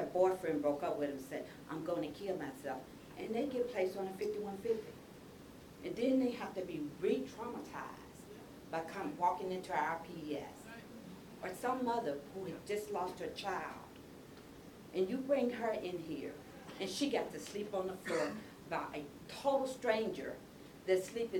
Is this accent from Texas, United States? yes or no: no; Mississippi, United States; moved away as an adult; I came to John George in 2006 from Mississippi. Let me repeat where I came from. I came from Mississippi.